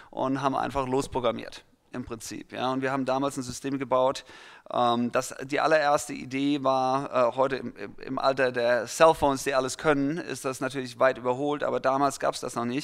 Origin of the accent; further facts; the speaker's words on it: Mannheim, Baden-Württemberg, Germany; also born or lived in Heidelberg; now in Los Angeles, United States; Ich bin äh, in Mannheim geboren worden, äh, worden ähm, habe dann aber mehr oder weniger zu meiner Jugend die Zeit zwischen Mannheim und Heidelberg gesplittet